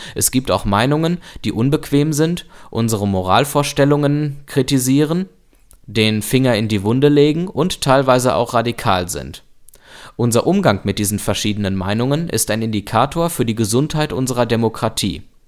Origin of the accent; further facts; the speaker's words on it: Germany; bei uns in Deutschland